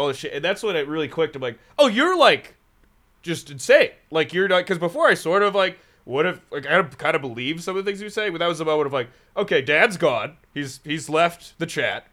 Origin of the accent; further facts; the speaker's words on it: Raleigh, North Carolina, United States; also born or lived in San Francisco; now in Chicago, United States; grew up near Raleigh